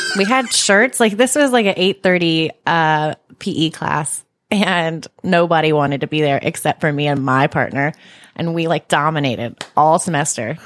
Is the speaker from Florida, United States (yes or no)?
no; Charlotte, North Carolina, United States; I grew up in Charlotte, like, in North Charlotte near the Speedway